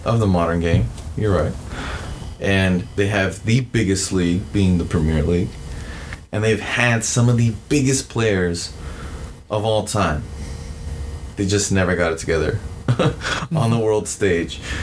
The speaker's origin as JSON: {"language": "English", "country": "United States", "said": "being American"}